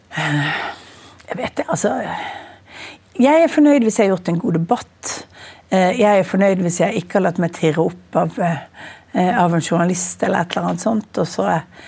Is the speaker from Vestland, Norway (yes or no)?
yes; Bergen, Vestland, Norway; Jeg er bergenser